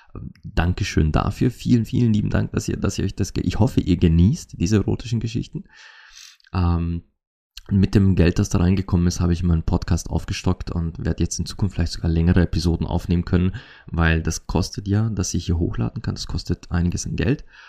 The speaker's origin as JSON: {"language": "German", "country": "Austria", "accent": "Austrian dialect", "said": "in meinem österreichischen Dialekt auf Mundart"}